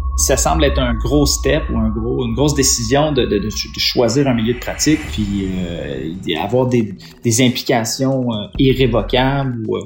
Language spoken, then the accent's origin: French; Estrie, Quebec, Canada; moved away as an adult; now in Matane, Canada; je viens de l'Estrie